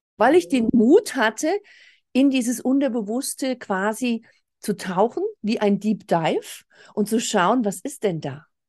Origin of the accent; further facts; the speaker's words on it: Germany; bei uns in Deutschland